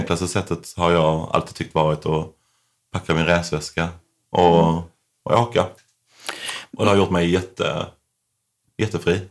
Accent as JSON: {"language": "Swedish", "country": "Sweden", "tie": "born or raised there", "moved": "as an adult", "said": "Här hemma växte jag upp"}